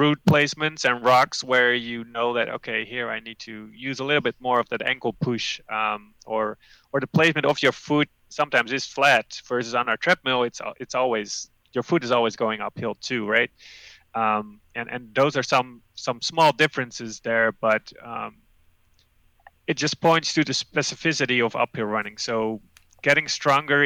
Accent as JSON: {"language": "English", "country": "Netherlands", "tie": "born or raised there", "moved": "as an adult", "lives_now": "Amherst, United States", "said": "Growing up in the Netherlands"}